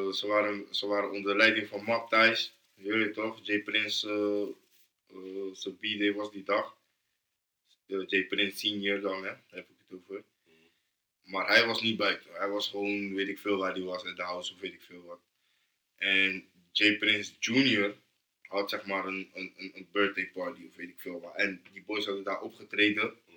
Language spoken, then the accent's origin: Dutch; Rotterdam, South Holland, Netherlands; Ik ben van Noord, toch? Mm. Ja, Rotterdam Noord